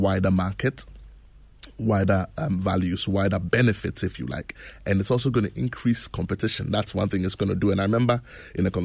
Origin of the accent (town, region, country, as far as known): Ghana